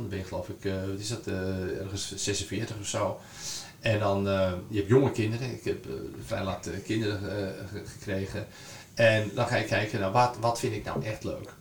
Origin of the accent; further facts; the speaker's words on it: Zaanstreek, North Holland, Netherlands; ik kom uit de Zaanstreek, en, dus ik ken het gebied goed